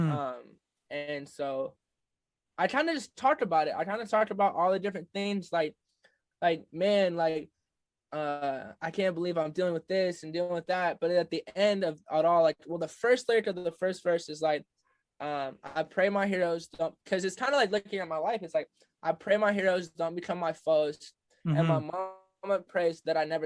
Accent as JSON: {"language": "English", "town": "Midland", "region": "Michigan", "country": "United States", "said": "I'm from Michigan, and when I'm from Michigan, there's not a whole lot of music culture."}